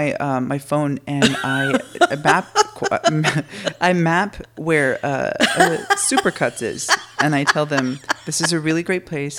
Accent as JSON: {"language": "English", "region": "Texas", "country": "United States", "said": "I'm from Texas"}